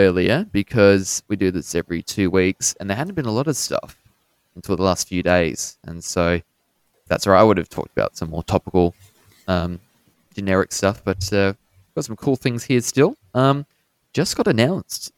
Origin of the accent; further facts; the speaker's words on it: Australia; we're both from Australia